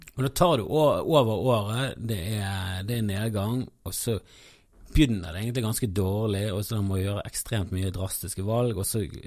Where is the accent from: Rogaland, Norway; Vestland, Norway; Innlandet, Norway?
Vestland, Norway; Bergen; både som bergenser